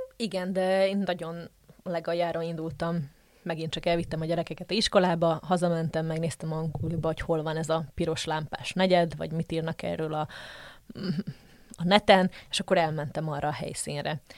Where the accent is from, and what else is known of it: Slovakia; also born or lived in Žitný ostrov (Csallóköz); now in Brussels, Belgium